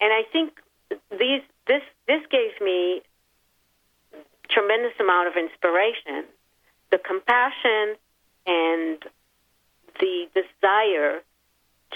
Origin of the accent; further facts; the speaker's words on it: Israel; moved away; I grew up in Israel, so I remember wars since I was a very young child